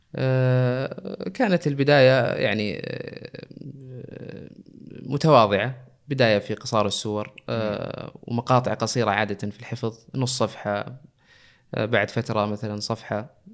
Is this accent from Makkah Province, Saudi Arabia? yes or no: yes; Jeddah, Makkah Province, Saudi Arabia; moved away as an adult; now in Eastern Province, Saudi Arabia; نشأت في مدينة جدة ودرست فيها مراحل التعليم العام